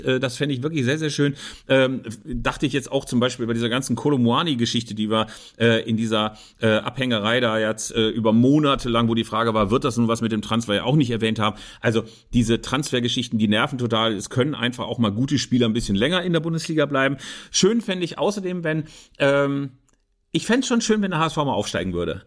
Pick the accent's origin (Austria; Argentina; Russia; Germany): Germany; bei uns in Deutschland